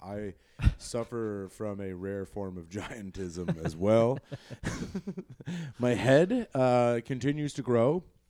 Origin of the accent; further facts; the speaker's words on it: Colorado, United States; moved away; we're not from Denver, but we're from Colorado.